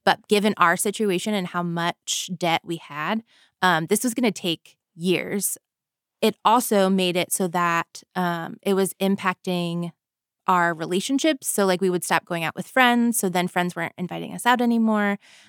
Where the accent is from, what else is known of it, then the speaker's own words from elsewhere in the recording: Florida, United States; I grew up in Florida. I grew up lower middle class, I would say.